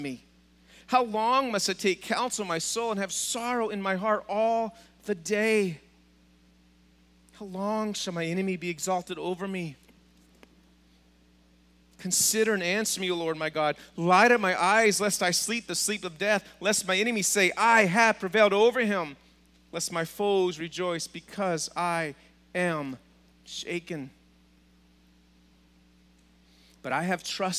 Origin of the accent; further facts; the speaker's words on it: Texas, United States; Being from Texas